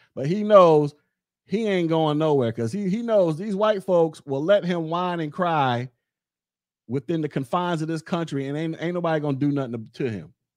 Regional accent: United States; I'm American.

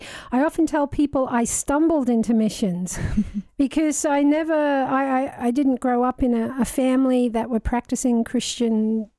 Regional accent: Australia; And I am the Aussie in the room

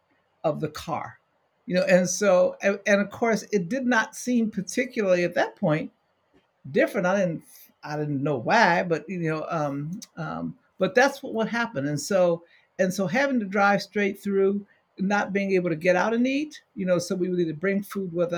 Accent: Cleveland, Ohio, United States; moved away; I was born in Cleveland. My family lived in Cleveland for the first part of my life.

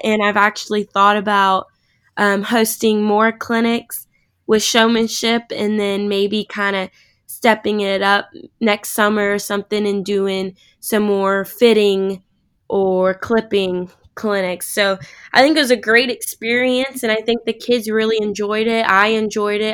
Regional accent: Manhattan, Kansas, United States; I'm from Kansas originally, just outside of Manhattan there

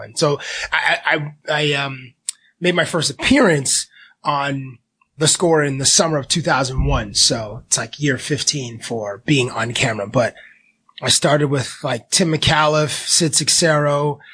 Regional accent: Toronto, Ontario, Canada; born or raised there; also born or lived in Cambridge, Ontario

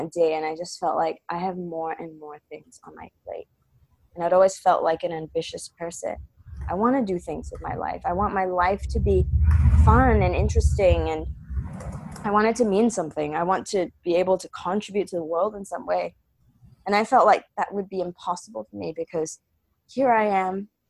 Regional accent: Singapore; I'm Singaporean

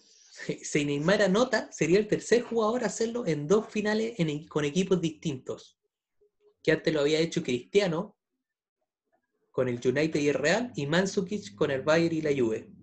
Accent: Chile; como buen chileno

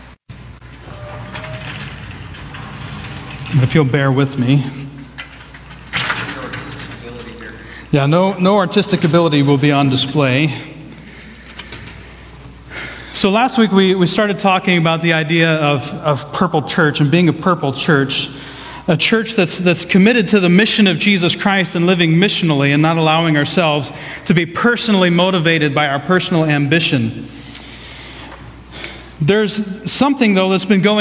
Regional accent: Southeast Ohio, United States; I grew up in the Midwest. I grew up in Southeast Ohio.

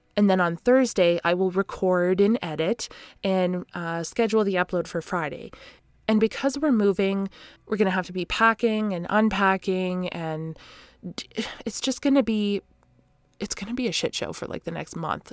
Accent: Canada; I am that Canadian.

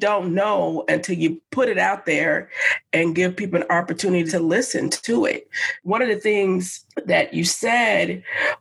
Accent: Madison, Wisconsin, United States; having grown up here in Madison

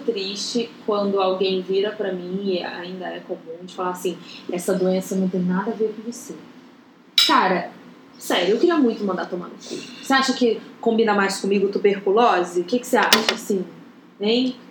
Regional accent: Goiânia, Goiás, Brazil; moved away as an adult; eu saí de Goiânia para vir fazer faculdade

